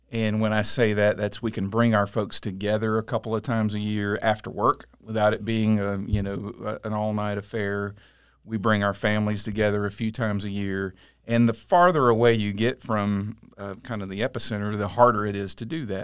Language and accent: English; Auburndale, Florida, United States; also born or lived in Winter Haven; I grew up mostly in Auburndale, went away a few years to school, but other than that, I've been here my whole life